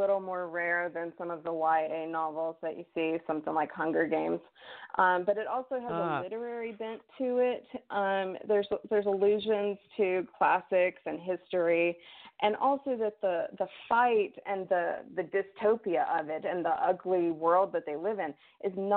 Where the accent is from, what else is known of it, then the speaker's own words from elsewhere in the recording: the South, United States; I grew up in the South